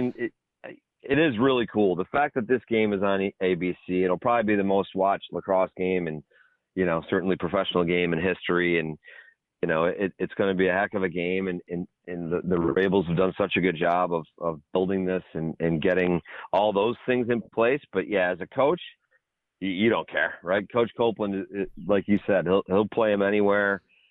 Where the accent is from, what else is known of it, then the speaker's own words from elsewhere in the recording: Canada; you think about growing up in Canada and playing the box game and playing hockey, right?